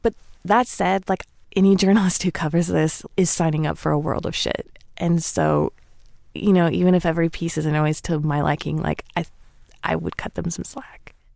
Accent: the South, United States; I'm from the South

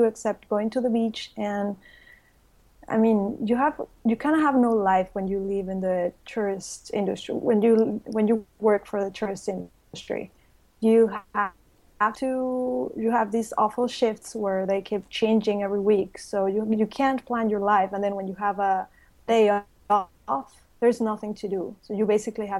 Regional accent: Mexico City, Mexico; now in Cancun, Mexico; I was born in Mexico City. And I've been living in Cancun for 25 years.

